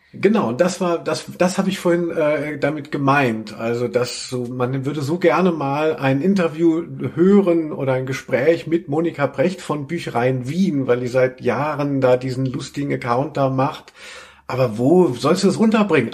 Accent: Hesse, Germany; wo ich herkomme, aus Hessen

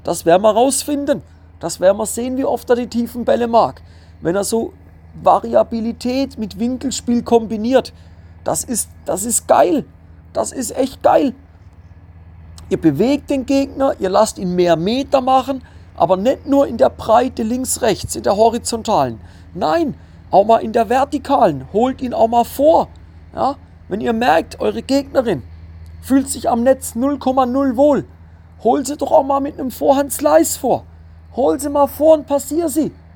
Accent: Switzerland; bei uns in der Schweiz

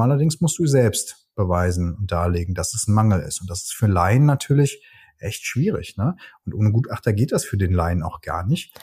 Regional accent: Cologne, North Rhine-Westphalia, Germany; moved away; ich bin Ex-Kölner

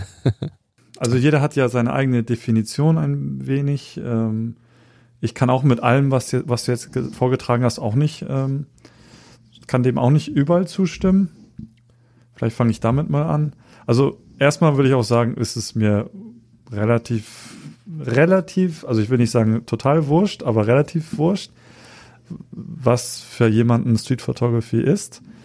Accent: Hamburg, Germany; ich bin hier in Hamburg äh, aufgewachsen, ähm, bin hier ähm, zu Hause, äh, komme aber ursprünglich auch aus Japan.

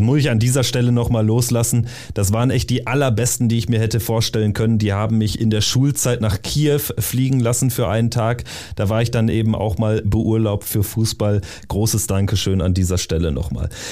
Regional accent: North Rhine-Westphalia, Germany; durch meine Heimat

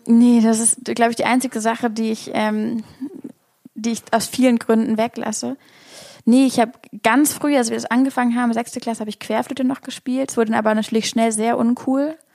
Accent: Hamburg, Germany; now in Berlin, Germany; Ich komme aus Hamburg

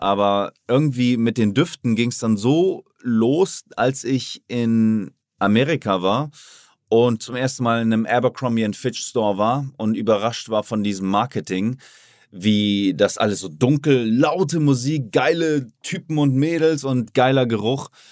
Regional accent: Oldenburg, Lower Saxony, Germany; moved away as an adult; now in Miami, United States; Jetzt war ich auch in Oldenburg, meine Heimat, habe mir da ein Haus gekauft, finanziert

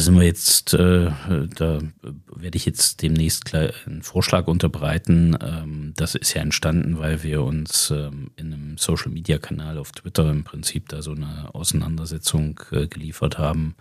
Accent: Zimmritz, Thuringia, Germany; also born or lived in Belgium / United States; das ist mein Heimatort. da stamme ich her

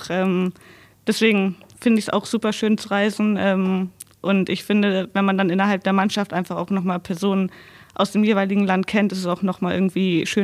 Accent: Landkreis Wolfenbüttel, Lower Saxony, Germany; also born or lived in Braunschweig / Wolfsburg; Landkreis Wolfenbüttel.

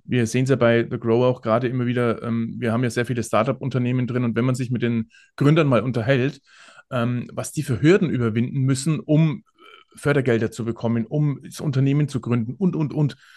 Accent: Bavaria, Germany; ich bin ja aus Bayern

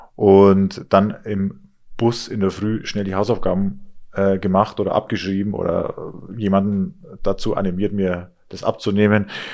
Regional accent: Inn Valley, Rosenheim district, Bavaria, Germany; also born or lived in Chiemsee; Aufgewachsen bin ich im Inntal, also das ist praktisch auch im, im Landkreis Rosenheim

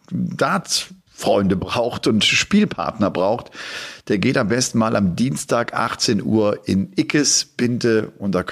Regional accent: Dresden, Saxony, Germany; bin einfach mal zu einem Jugendtraining in Dresden in meiner Heimatstadt gegangen.

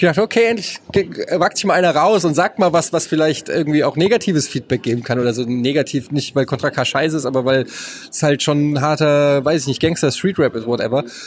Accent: Frankfurt, Hesse, Germany; als Frankfurter muss ich sagen, äh, feiere ich ihn total. Ich habe im Gallus gelebt

